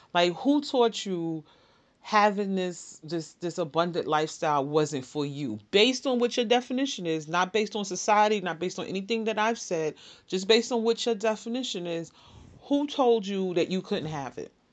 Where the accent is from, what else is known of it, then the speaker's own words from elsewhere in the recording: New York City, New York, United States; Born and raised in the Bronx